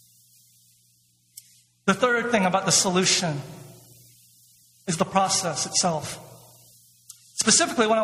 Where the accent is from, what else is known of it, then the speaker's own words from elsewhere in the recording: Atlanta, Georgia, United States; my hometown of Atlanta